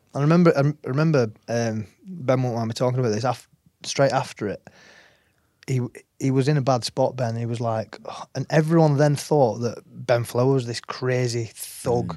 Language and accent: English; Wigan, North West England, United Kingdom; moved away as an adult; also born or lived in New Zealand; now in France; grew up in Wigan.